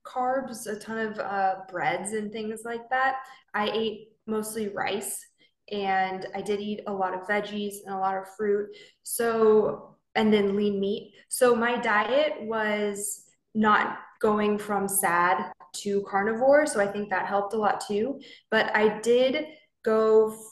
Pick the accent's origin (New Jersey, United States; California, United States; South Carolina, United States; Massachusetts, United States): California, United States; Southern; moved away as an adult; now in Okinawa, Japan; I'm originally from Southern California, so I'm a Cali girl.